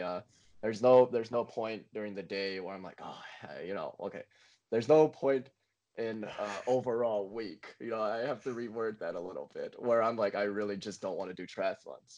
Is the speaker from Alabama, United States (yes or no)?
yes; Montgomery, Alabama, United States; Montgomery, my hometown in Alabama